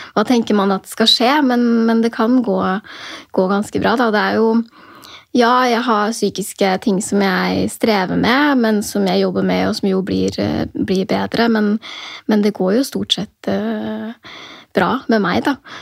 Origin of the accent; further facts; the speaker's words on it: near Drammen, Buskerud, Norway; also born or lived in Oslo (born); Drammen sykehus, som var nærmere der hvor jeg vokste opp